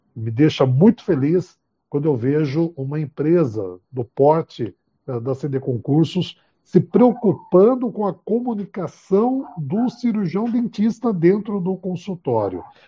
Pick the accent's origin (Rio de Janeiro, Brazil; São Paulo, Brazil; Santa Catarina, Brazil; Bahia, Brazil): São Paulo, Brazil; Bauru; eu sou bauruense, eu sou de Bauru